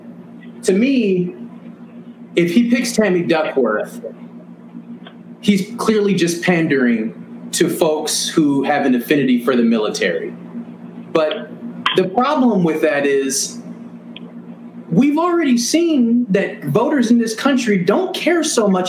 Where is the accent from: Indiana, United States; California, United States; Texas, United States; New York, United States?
California, United States; Santa Ana; I'm from Santa Ana, California. Best city in the world.